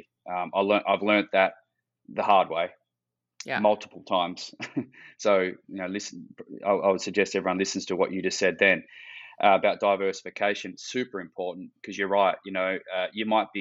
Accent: Western Australia, Australia; growing up in Western Australia

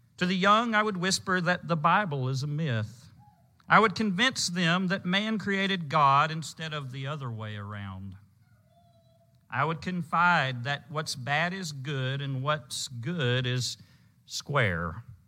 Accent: Louisiana, United States; When I was growing up in Louisiana

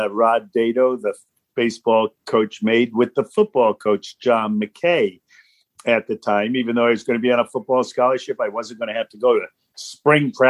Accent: Stamford, Connecticut, United States; Stamford, Connecticut, which happens to be my hometown

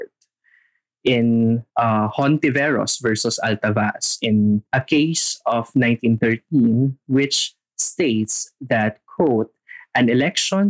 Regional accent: Philippines; our being a Filipino

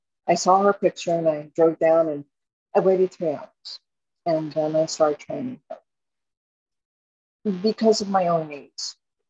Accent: Miami, Florida, United States; born there; also born or lived in Chevy Chase, Maryland; I was sent to live with my grandmother from Chevy Chase, Maryland to Miami. And ironically, I was born in Miami. I was hatched on the beach somewhere.

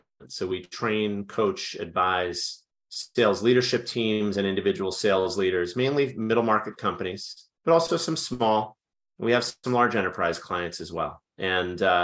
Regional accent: New York area, United States; moved away as an adult; now in Washington, D.C., United States; born and raised in the New York area.

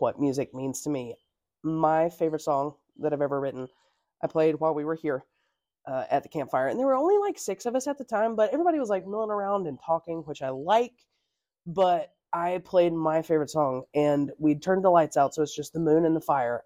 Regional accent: North Carolina, United States; I'm from North Carolina

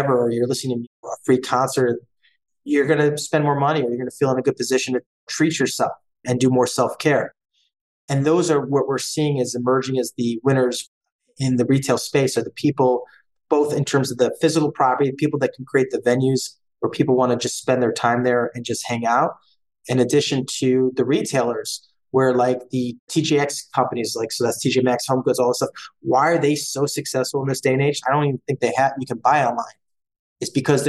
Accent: Cleveland, Ohio, United States; also born or lived in Boston / New York; Born and raised in Cleveland, avid Cleveland sports fan

